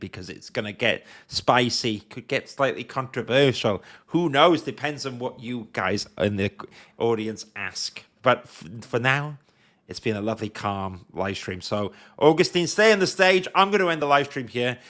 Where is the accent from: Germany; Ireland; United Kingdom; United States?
United Kingdom; Wales; as a Welsh person